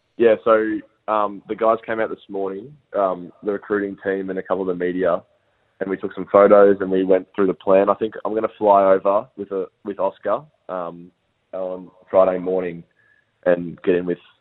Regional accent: Bendigo, Victoria, Australia; also born or lived in Melbourne; so I'm from Bendigo, Victoria, um, and yeah, I've I've lived in this same house as my dad and his dad.

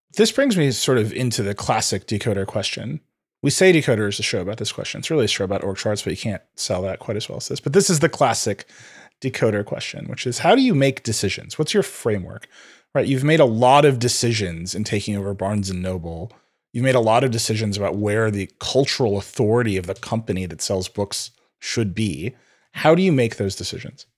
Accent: Middle America, Midwest, United States; I grew up in Middle America

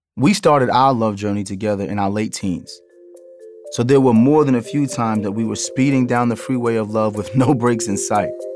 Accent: New York City, New York, United States; I'm from Brooklyn

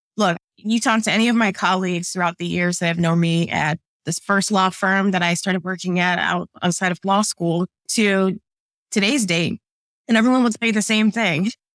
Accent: suburbs of Illinois, United States; moved away as an adult; also born or lived in New Jersey / New York; now in Atlanta, United States; I actually grew up in the Midwest, okay, as middle American as you can get, in the suburbs of Illinois

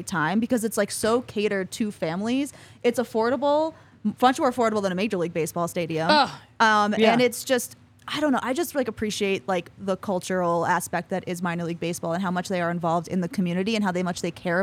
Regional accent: New York City, New York, United States; I grew up born and raised in Queens.

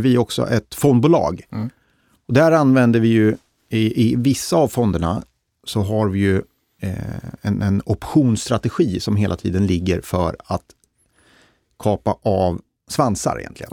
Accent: Degerfors, Örebro County, Sweden; jag kommer ju från Degerfors som är en av Sveriges rödaste kommuner.

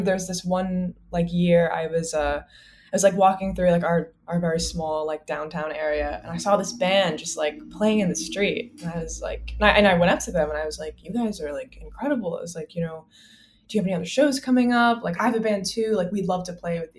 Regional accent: Columbia, South Carolina, United States; I grew up in the South. Which town? Columbia, South Carolina

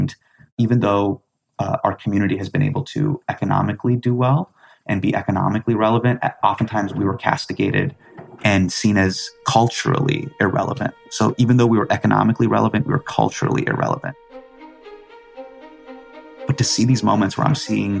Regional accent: Davis, California, United States; this like Desi Aligarian kid who's growing up in Davis, California

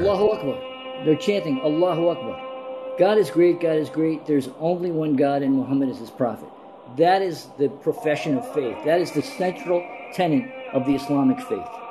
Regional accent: New Jersey, United States; also born or lived in Morocco / Yemen; I grew up in New Jersey

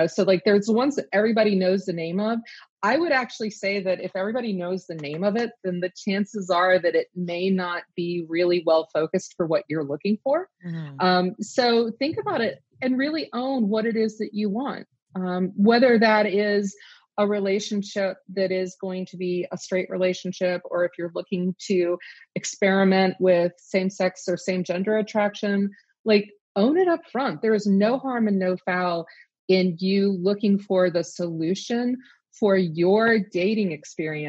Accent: the South, United States; growing up in the South when I did

